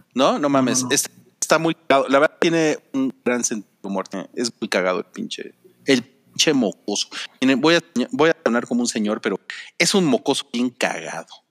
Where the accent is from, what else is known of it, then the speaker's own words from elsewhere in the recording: Mexico; somos mexicanos